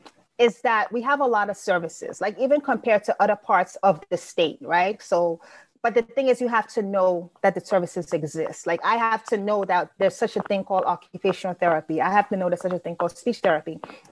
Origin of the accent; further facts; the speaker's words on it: London, United Kingdom; also born or lived in Grenada; now in United States; I wasn't born in the U.S. And so I was born in London, but my family is from Liberia, West Africa. And I also went to high school in Grenada.